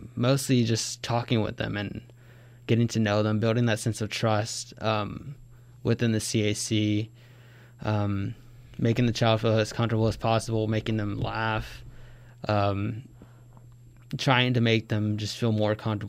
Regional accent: Georgetown, Illinois, United States; I grew up in Georgetown

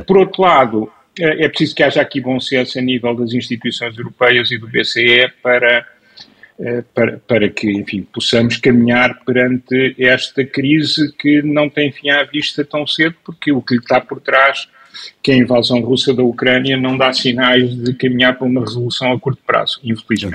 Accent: Lisbon, Portugal; also born or lived in Aveiro; eu que nasci em Lisboa, mas tenho, conheço bem o país e vivo parte da semana em Aveiro

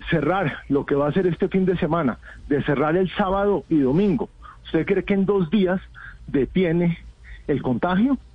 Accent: Bogotá, Colombia; pero yo estoy acá como ciudadano, como ciudadano de Bogotá, que queremos un cambio para Bogotá

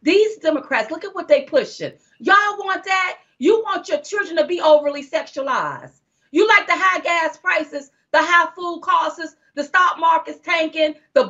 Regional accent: United States; I'm an American.

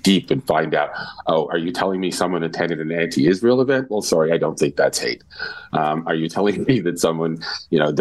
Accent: Nova Scotia, Canada; moved away; also born or lived in Northern Ontario / Quebec / Ontario; I grew up in Nova Scotia, lived in Northern Ontario, spent some time in Quebec and Ontario.

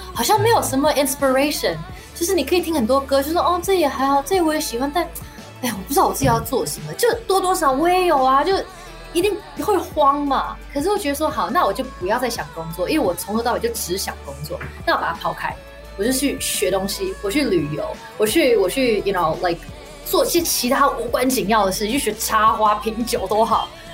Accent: Singapore; moved away; 我在新加坡长大的时候，其实我唱很多R and B

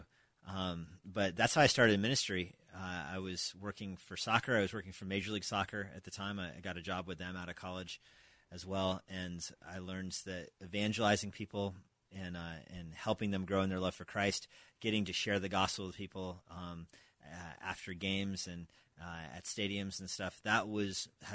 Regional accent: New Mexico, United States; moved away as an adult; also born or lived in Albuquerque / Philippines; now in Springfield, Virginia, United States; I grew up in New Mexico, came to faith in New Mexico, went to the University of New Mexico

